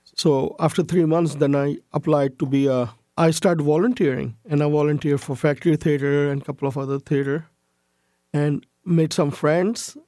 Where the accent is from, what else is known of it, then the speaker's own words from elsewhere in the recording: Karachi, Sindh, Pakistan; also born or lived in United States; now in Canada; I grew up in Pakistan as a majority Muslim, all my friends were non-Muslims.